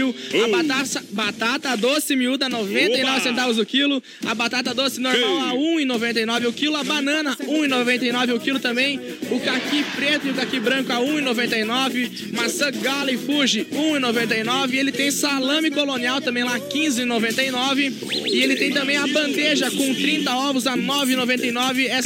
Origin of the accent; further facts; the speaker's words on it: Concórdia, Santa Catarina, Brazil; Não, pois Chapecó não sai de mim, eu sou de Concórdia.